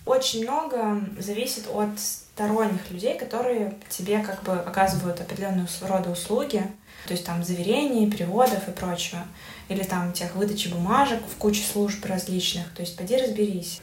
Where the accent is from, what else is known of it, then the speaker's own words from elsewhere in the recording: Belarus; как любой белорус